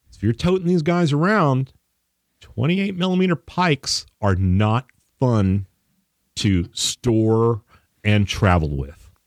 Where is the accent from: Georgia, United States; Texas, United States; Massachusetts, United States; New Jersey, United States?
Texas, United States; we're from Texas